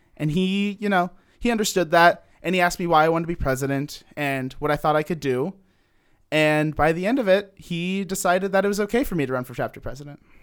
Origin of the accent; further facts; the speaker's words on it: Cincinnati, Ohio, United States; I'm from Cincinnati, Ohio.